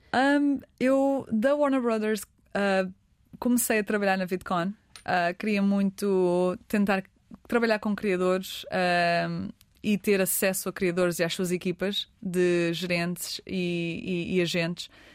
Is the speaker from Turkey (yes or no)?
no; Portugal; now in Los Angeles, United States